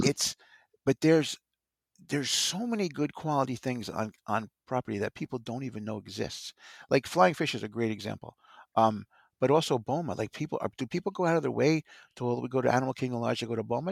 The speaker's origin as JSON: {"language": "English", "region": "New Jersey", "country": "United States", "said": "I come from New Jersey"}